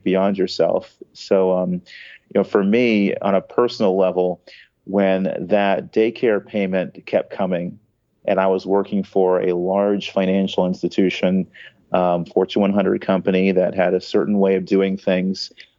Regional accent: California, United States; I was born in California, grew up fairly normally

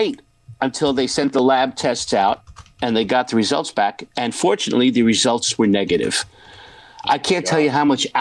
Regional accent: New York City, New York, United States; also born or lived in Point Pleasant; I'm from Brooklyn, New York

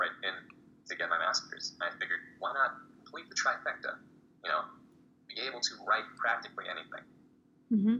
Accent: San Jose, California, United States; I'm from San Jose, California

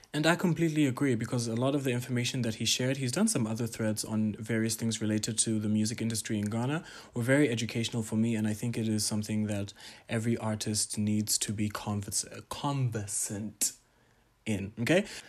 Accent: Tanzania; my home country, Tanzania

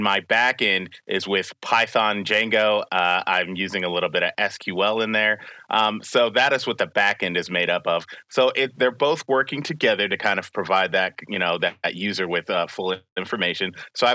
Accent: Spring Hill, Tennessee, United States; I'm from Spring Hill, Tennessee.

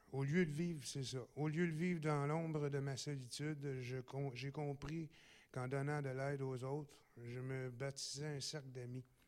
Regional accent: Gatineau, Quebec, Canada; Je suis natif aussi de Gatineau

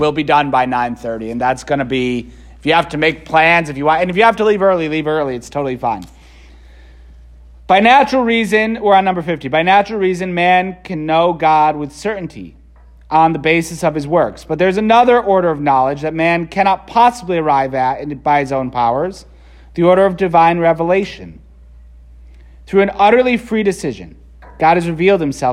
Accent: Waterbury, Connecticut, United States; also born or lived in Philadelphia / Rome; now in New Britain, United States; I was born in Waterbury. I went to Holy Cross High School in Waterbury

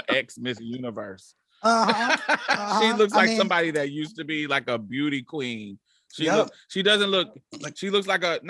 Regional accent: United States; I have experienced very, very positive experiences in other countries, just based on the fact that I'm American.

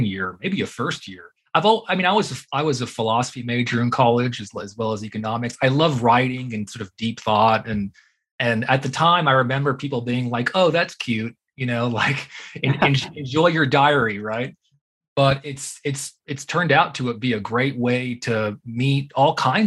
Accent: Houston, Texas, United States; moved away as an adult; also born or lived in Austin, Texas / Massachusetts; now in Colorado, United States; I grew up in Houston

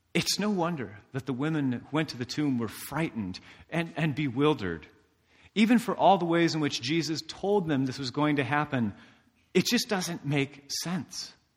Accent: Indiana, United States; I'm from Indiana

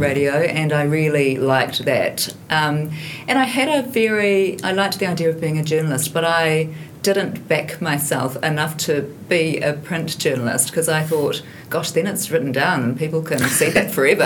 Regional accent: Hamilton, Waikato, New Zealand; I grew up in Hamilton

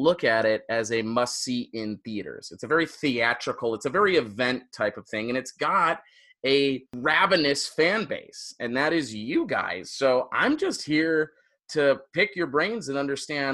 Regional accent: Royal Oak, Michigan, United States; moved away; I'm from Royal Oak, Michigan, which is like the Naperville

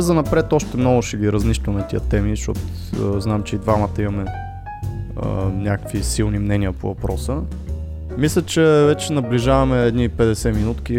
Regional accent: Botevgrad, Sofia Province, Bulgaria; аз съм от Ботевград

